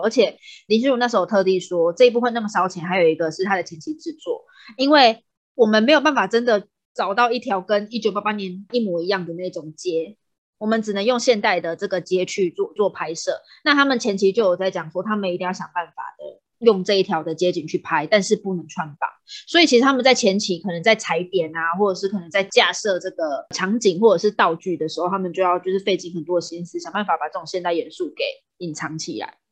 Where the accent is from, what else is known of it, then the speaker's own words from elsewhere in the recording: Taiwan; 因为我们是台湾人